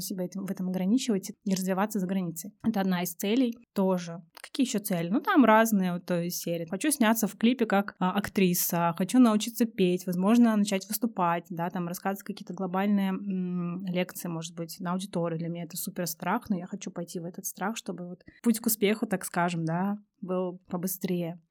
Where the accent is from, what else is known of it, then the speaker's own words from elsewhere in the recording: Russia; всем с радостью говорю, что я из России